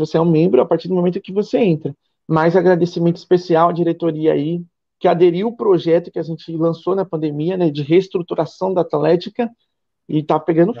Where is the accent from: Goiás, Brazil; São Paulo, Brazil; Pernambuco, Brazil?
São Paulo, Brazil; moved away as an adult; now in Ilhéus, Brazil; eu sou de São Paulo, fui para São Paulo